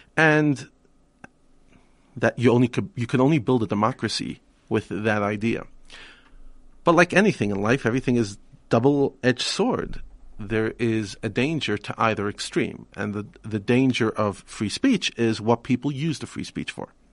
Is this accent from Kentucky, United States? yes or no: no; New York, United States; moved away as an adult; now in South Africa; I spent the first twenty-five years of my life pretty much all of it in the United States, in New York